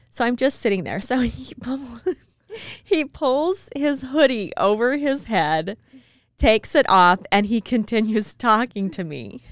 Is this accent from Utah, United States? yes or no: yes; Utah, United States; I was born and raised in Utah, very small town.